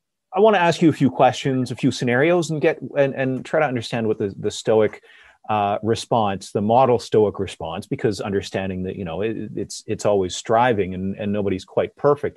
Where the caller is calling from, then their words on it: Calgary, Alberta, Canada; So I'm broadcasting from Calgary. They're facing a number of shutdowns here in the province of Alberta.